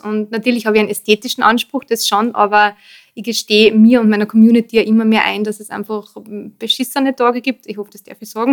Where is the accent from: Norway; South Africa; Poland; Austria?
Austria; also born or lived in Vienna; dazwischen waren ähm, dann doch 14 Jahre Wien, bevor ich eben wieder in meinen Heimatort zurückgezogen bin.